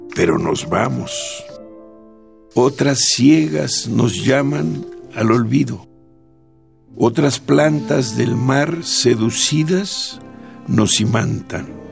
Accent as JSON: {"language": "Spanish", "town": "Jalpa de Méndez", "region": "Tabasco", "country": "Mexico", "tie": "born or raised there", "also_born_or_lived": "Villahermosa", "moved": "as an adult", "lives_now": "Mexico City, Mexico", "said": "estuve en Jalpa hasta los 13 años. Después me fui a Villahermosa, estuve, que será unos 5 años en Villahermosa, y luego me vine a la Ciudad de México"}